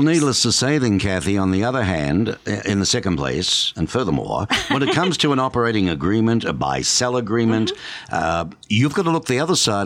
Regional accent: Melbourne, Victoria, Australia; now in Tucson, United States; Melbourne, my hometown

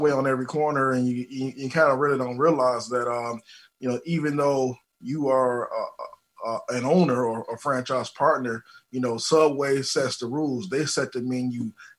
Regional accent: Detroit, Michigan, United States; So what happened was, you know, I'm from Detroit, and if anybody out there been to Detroit or understands Detroit food culture, they know that we love our Coney Island hot dogs, right?

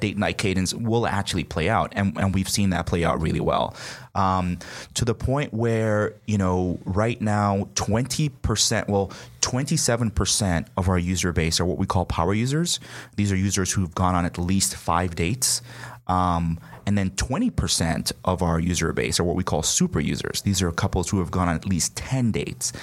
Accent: Nigeria; moved away as an adult; also born or lived in New York; now in United States; I'm from Nigeria originally, uh, came here for college

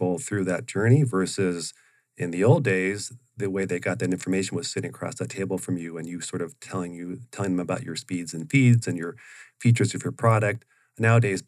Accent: Oregon, United States; moved away as an adult; now in Arizona, United States; I grew up in Oregon, from age 6 or 7 on up until my graduated from university and grad school

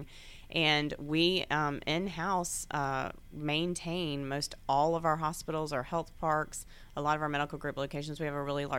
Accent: Gainesville, Georgia, United States; also born or lived in Atlanta, Georgia; I grew up in Gainesville, Georgia.

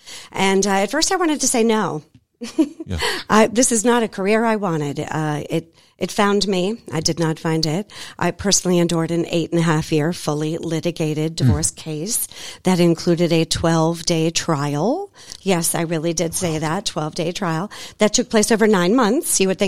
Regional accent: Boston, Massachusetts, United States; also born or lived in Belize; now in Atlanta, United States; I am originally born and raised in Boston, Massachusetts. I know I don't sound like it, but I promise I am. Not in love with snow, lived in Belize for 3 years, moved to Atlanta in 2019, and this is now our home.

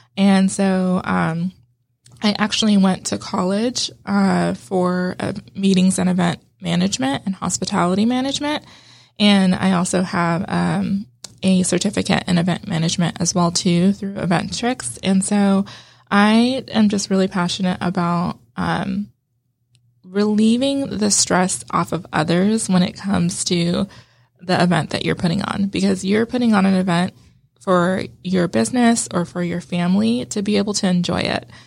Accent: California, United States; moved away as an adult; also born or lived in Las Vegas, Nevada; I grew up in California, but my, and I lived in Vegas for a little while

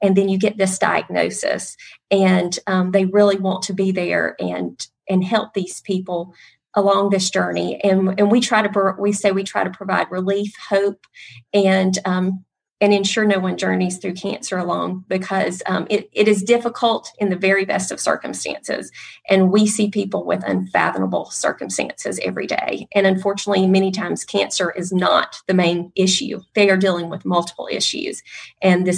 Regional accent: Calhoun, Georgia, United States; I'm actually from Calhoun, so I'm from Northwest Georgia

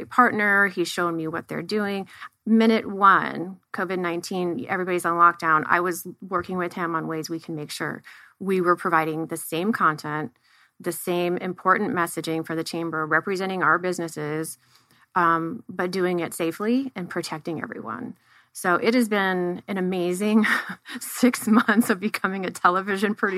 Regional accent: right outside of Cleveland, Northeast Ohio, United States; moved away as an adult; now in Tempe, United States; I come from Northeast Ohio, right outside of Cleveland. So I grew up with diversity

